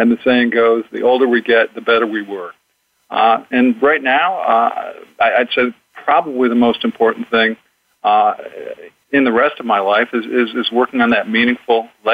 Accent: Chicago, Illinois, United States; also born or lived in Boston; now in Orange County, California, United States; I was born in Chicagoland

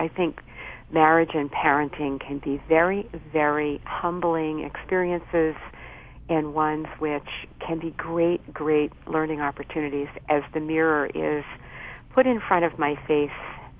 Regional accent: Boston, Massachusetts, United States; So I a lot of people are surprised when they hear me say that I'm from Boston, but indeed I am.

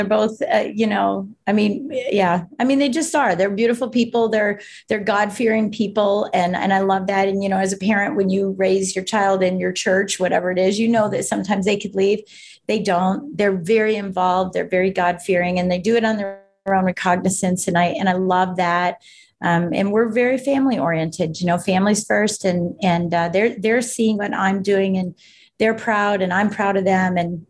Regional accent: Colorado, United States; born there; So I was born in Colorado. My dad's from Colorado. My mom's from Michigan.

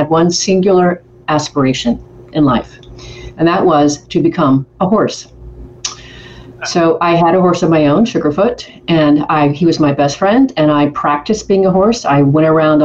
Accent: Colville, Washington, United States; also born or lived in Hermiston, Oregon / Portland, Oregon; I was born actually in Colville, Washington, which is like northeastern Washington, just under the Canadian border. People often ask me where my accent is from, and I think it's because I'm close to Canada. So that's where I was raised.

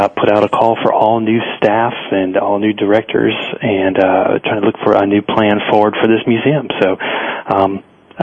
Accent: Central North Carolina, United States; growing up in Central North Carolina

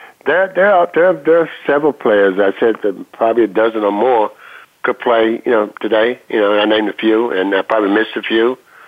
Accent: West Virginia, United States; moved away; I'm originally from West Virginia. We played a lot of baseball in the coal mining areas and as a young kid.

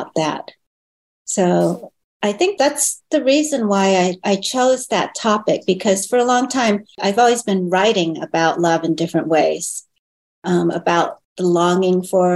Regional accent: California, United States; first language Chinese; English is a second language; also born or lived in Hong Kong; Yeah, I was born in Hong Kong. I was a baby when I came over. I was like 18 months old. But grew up in America

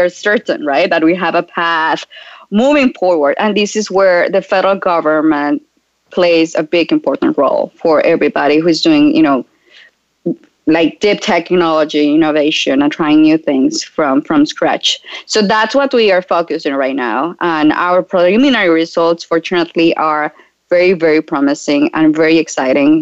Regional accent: Colombia; moved away as an adult; I relocated from Colombia. That's where I'm originally from.

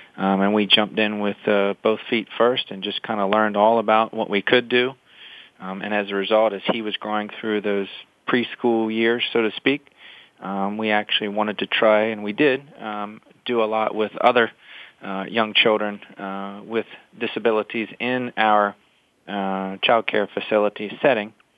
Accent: Salisbury, Maryland, United States; moved away as an adult; now in Delaware, United States; I grew up in in the Salisbury, Maryland area

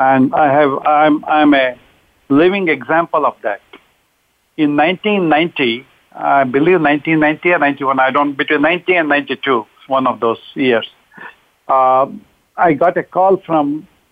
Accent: India; moved away as an adult; I'm originally from India. I came in 1968

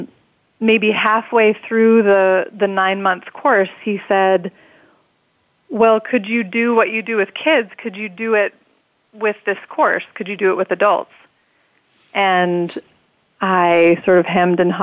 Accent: North Dakota, United States; I grew up in North Dakota in a small town

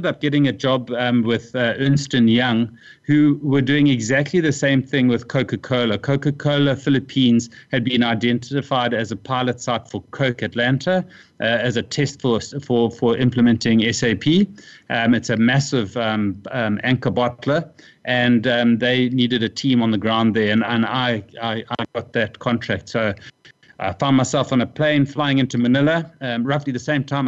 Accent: South Africa; also born or lived in Durban / Asia; when I returned to South Africa, I came to Cape Town

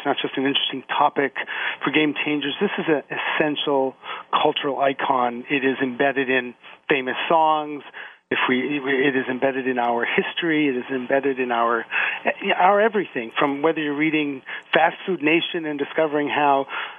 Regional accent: Southeast Michigan, United States; I grew up in Southeast Michigan. Everybody in my world had something to do with the automotive industry

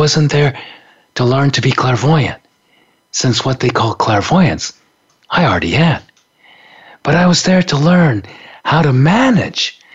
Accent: Japan; moved away as an adult; also born or lived in San Francisco; growing up in Japan in the 50s and 60s

